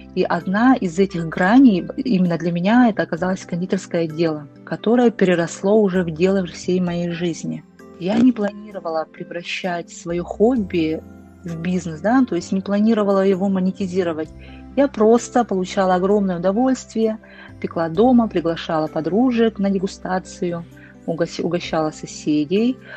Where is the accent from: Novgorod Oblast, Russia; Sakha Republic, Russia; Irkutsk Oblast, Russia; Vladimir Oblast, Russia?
Sakha Republic, Russia; Yakutia; moved away as an adult; now in Moscow, Russia; Якутия – это мое детство, лето у бабушки